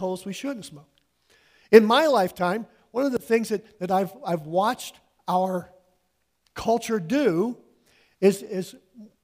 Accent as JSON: {"language": "English", "country": "United States", "tie": "born or raised there", "said": "I was born and raised in the United States."}